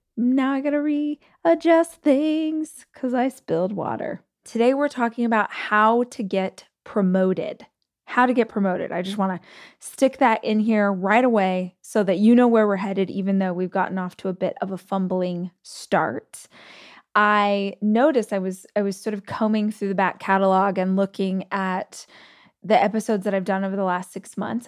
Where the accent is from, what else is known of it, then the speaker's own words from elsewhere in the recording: Bakersfield, California, United States; moved away; my hometown in Bakersfield